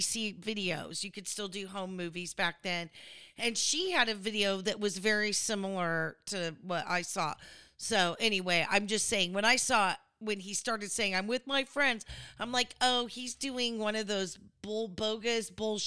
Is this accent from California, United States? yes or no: yes; California, United States; I'm from California